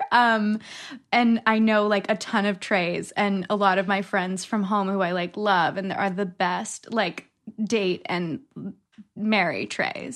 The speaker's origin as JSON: {"language": "English", "region": "Connecticut", "country": "United States", "tie": "born or raised there", "said": "growing up in Connecticut"}